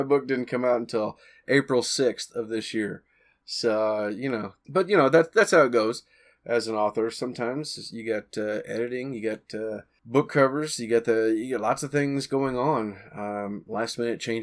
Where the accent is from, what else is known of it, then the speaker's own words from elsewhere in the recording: Missouri, United States; accent: country or southern; being a guy from Missouri, I probably sounded very country, very country or southern to her